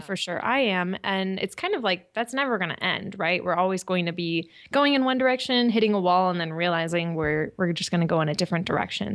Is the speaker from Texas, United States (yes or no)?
no; California, United States; moved away as an adult; also born or lived in Japan; I'm from California